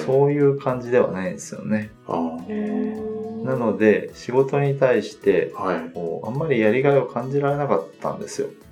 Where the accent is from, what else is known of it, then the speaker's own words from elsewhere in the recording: Chiba, Japan; also born or lived in Kagawa / Kitakyushu, Fukuoka; now in Tokyo, Japan; 出身は千葉ですね